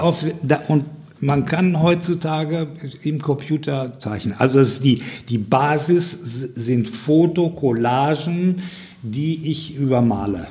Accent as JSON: {"language": "German", "area": "Ruhr area", "region": "North Rhine-Westphalia", "country": "Germany", "said": "bei uns im Ruhrgebiet"}